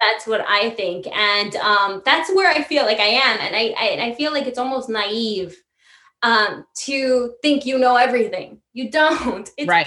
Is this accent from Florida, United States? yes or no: no; New York City, New York, United States; also born or lived in Italy; now in New York City, United States; my hometown's new york but my home is italy